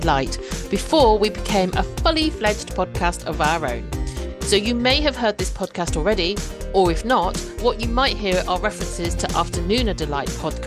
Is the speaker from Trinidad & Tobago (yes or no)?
no; British born, small English market town, England, United Kingdom; first language Cantonese; also born or lived in Cambridge; So I'm British born Chinese